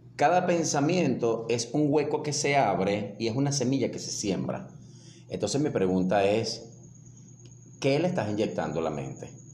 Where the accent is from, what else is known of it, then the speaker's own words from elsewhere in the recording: Venezuela; el extranjero nos identifica que somos venezolanos